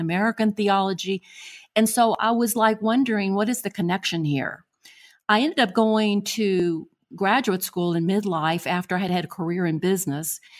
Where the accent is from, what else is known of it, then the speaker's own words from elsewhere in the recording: Buenos Aires, Argentina; moved away; I was born in Buenos Aires, Argentina